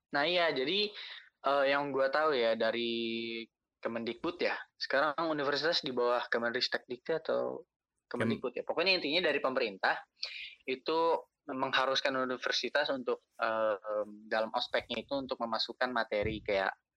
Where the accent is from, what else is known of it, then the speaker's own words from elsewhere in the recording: Bekasi, West Java, Indonesia; gue dari Bekasi